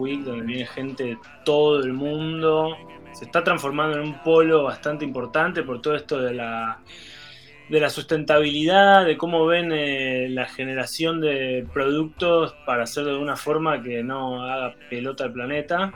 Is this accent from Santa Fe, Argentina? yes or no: no; Tandil, Buenos Aires Province, Argentina; now in Denmark; me llevaron de la mano en la movida tandirense